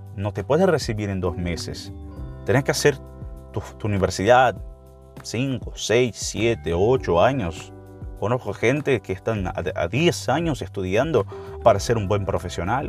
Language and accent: Spanish; Brazil; Spanish is a second language; Para nosotros brasileños